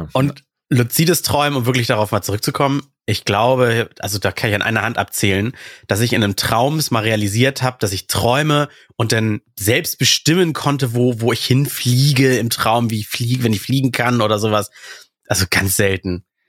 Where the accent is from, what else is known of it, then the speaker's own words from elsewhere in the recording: Russia; moved away; Ich komme aus Russland